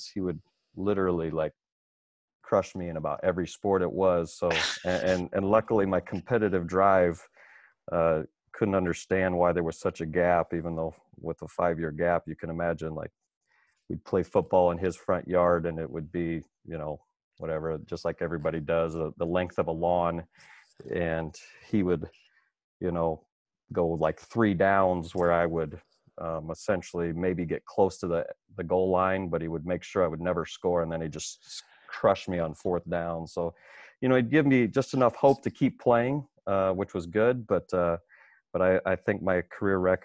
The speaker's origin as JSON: {"language": "English", "town": "Cedar Falls", "region": "Iowa", "country": "United States", "tie": "born or raised there", "moved": "yes", "lives_now": "Chicago, United States", "said": "growing up in Cedar Falls, I was just involved in everything"}